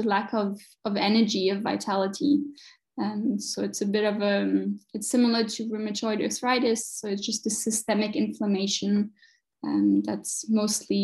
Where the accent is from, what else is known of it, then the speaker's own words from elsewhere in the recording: France; moved away as an adult; also born or lived in Chicago, United States / New York, United States / Connecticut, United States; now in Munich, Germany; I was born and raised in France, and then I did my studies in my university in the US, lived in Chicago for a bit